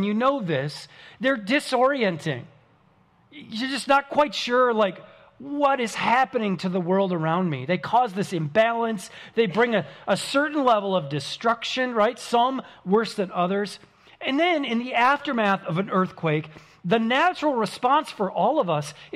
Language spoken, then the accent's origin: English; St. Paul, Minnesota, United States; I grew up in the Midwestern city of St. Paul, Minnesota.